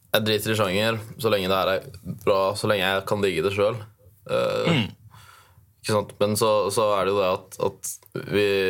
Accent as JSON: {"language": "Norwegian", "region": "Oslo", "country": "Norway", "accent": "Oslo dialect", "moved": "yes", "lives_now": "Tromsø, Norway", "said": "Men jeg har jo egentlig dialekt fra Oslo."}